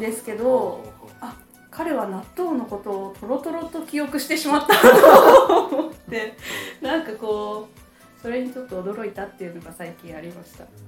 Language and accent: Japanese; Ishikawa, Japan; 私は石川県です